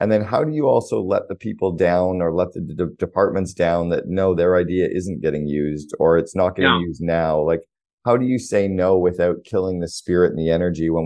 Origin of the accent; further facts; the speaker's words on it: Canada; I'm from Canada